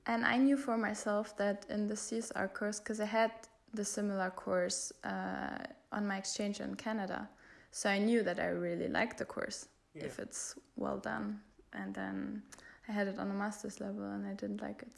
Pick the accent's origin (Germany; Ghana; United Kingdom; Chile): Germany; moved away as an adult; now in Bergen, Norway; I'm from Germany and I currently study uh, at the Norwegian School of Economics in Bergen since August